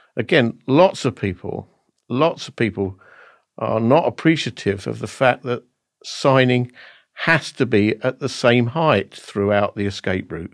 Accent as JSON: {"language": "English", "town": "Basildon", "region": "East of England", "country": "United Kingdom", "tie": "born or raised there", "said": "Basildon in Essex in my hometown"}